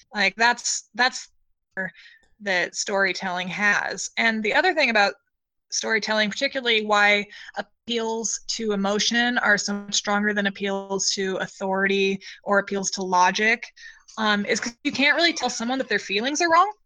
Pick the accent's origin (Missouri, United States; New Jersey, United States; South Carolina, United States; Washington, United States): Washington, United States; Western; I grew up in Western Washington